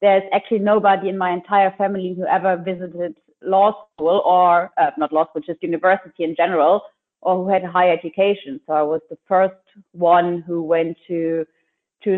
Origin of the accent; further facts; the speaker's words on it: Lübeck, Schleswig-Holstein, Germany; I am from Lübeck, which is a cute little town in the north of Germany.